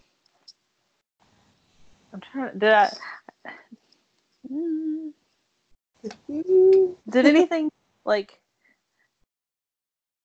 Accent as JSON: {"language": "English", "region": "the South", "country": "United States", "lives_now": "Georgia, United States", "said": "I'm technically from the South"}